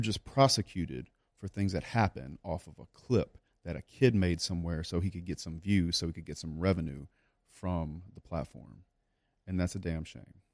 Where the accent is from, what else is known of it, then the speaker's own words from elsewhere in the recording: South Louisiana, United States; I grew up in South Louisiana